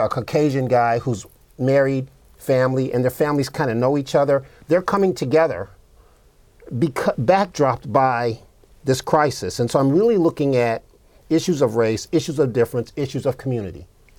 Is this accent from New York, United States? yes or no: yes; Buffalo, New York, United States; now in Ohio, United States; I grew up in Buffalo